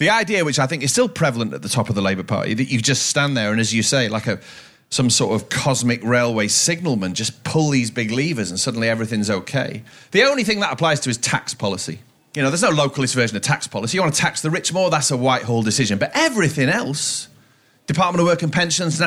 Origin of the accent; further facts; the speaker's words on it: Cheshire, North West England, United Kingdom; moved away; I come from, it's not a place, but they gave the constituency the name Tatton. Tatton comprises now the towns of Wilmslow. This is all in Cheshire